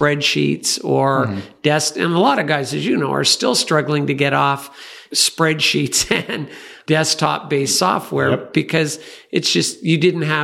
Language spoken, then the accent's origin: English; Canada; coming from Canada